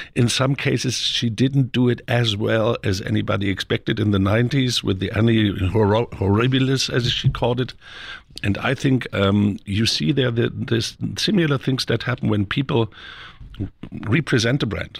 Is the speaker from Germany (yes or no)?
yes; Germany; my home country of Germany